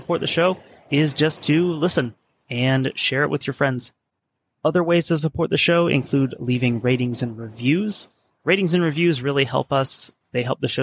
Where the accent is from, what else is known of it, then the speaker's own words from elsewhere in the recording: United States; as an American